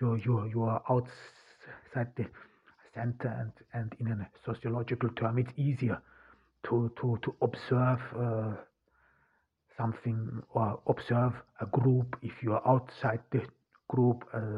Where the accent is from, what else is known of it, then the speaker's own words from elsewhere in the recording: Turkey; now in Austria; thought that because I'm from Turkey and that because my parents are Muslims, that I would be an expert in those two areas.